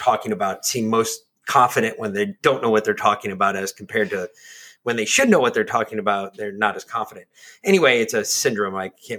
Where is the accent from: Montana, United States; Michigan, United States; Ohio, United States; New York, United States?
New York, United States; moved away; I'm from New York.